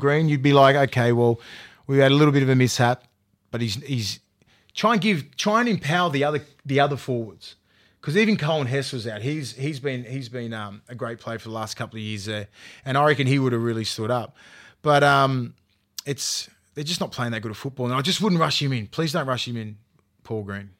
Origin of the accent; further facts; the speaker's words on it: Australia; also born or lived in New Zealand; I was born up in, I was brought up in Australia, born in New Zealand